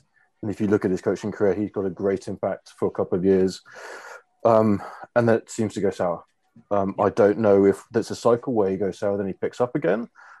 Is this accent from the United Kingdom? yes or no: yes; England, United Kingdom; So I'm English and Chinese, but my English heritage also has a certain amount of Scottish and Irish to it. And my mother was brought up in what was French Indochina.